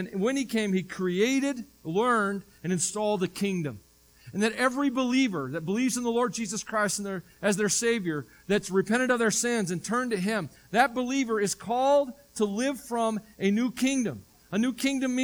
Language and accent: English; the South, United States; I grew up in the South